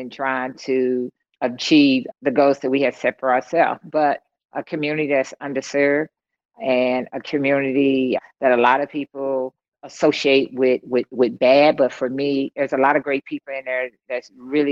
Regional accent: East St. Louis, Illinois, United States; growing up in East St. Louis, my hometown, had very young parents.

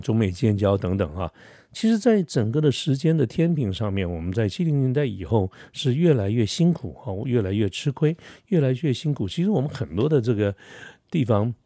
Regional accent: Taiwan; 我们台湾人

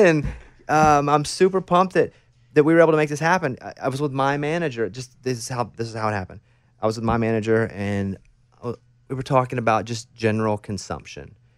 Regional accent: Arkansas, United States; I'm from Arkansas, a real small town in Arkansas, about 800 people

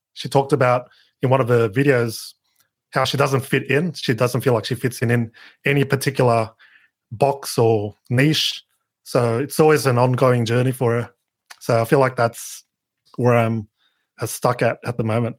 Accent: Sydney, New South Wales, Australia; I'm from Down Under, Sydney, Australia

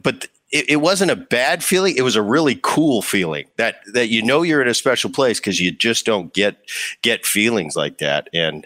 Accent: New Jersey, United States; You know, I grew up in Jersey, just over the bridge from Philly

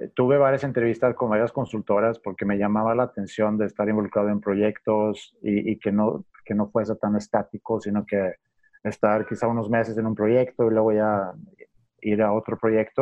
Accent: Sweden; Spanish is a second language; moved away as an adult; also born or lived in Stockholm; now in Mexico; estudié administración en la Universidad de Estocolmo y cuando terminé mis estudios, eh, pues por, por, por, el amor, puedo decir, eh, quise venir a México para tratar de, bueno, aprender español

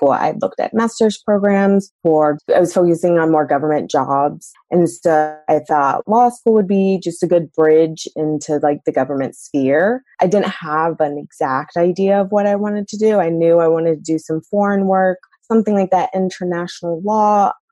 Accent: North Carolina, United States; moved away; also born or lived in Iowa / California / St. Louis / Kansas City; I went to law school in Iowa. And while I was there, I had to figure out what bar I was going to take. And I didn't want to stay in Iowa. I'm actually originally from North Carolina

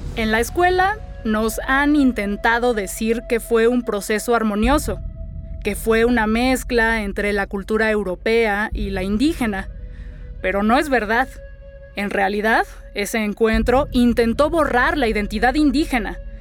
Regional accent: Mexico City, Mexico; Soy escritora y soy una verdadera chilanga

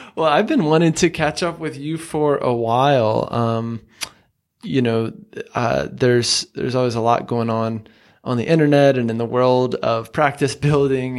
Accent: the South, United States; I'm from the South

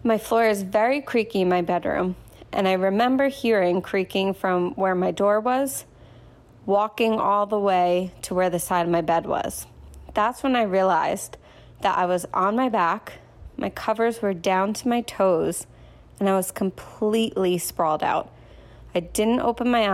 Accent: New Jersey, United States; I'm from New Jersey

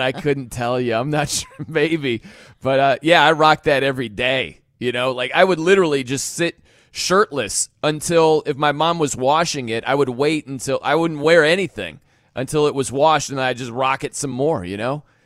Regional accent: South Bend, Indiana, United States; moved away; I was from South Bend

